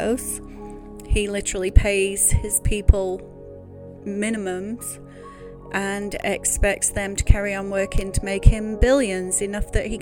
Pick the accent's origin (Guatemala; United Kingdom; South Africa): United Kingdom; I am a Brit